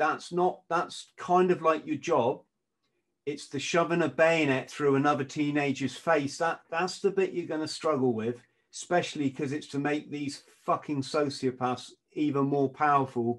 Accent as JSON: {"language": "English", "region": "England", "country": "United Kingdom", "said": "I'm an Englishman"}